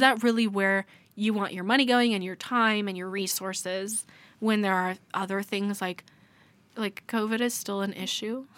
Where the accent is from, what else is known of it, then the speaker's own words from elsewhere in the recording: United States; as an American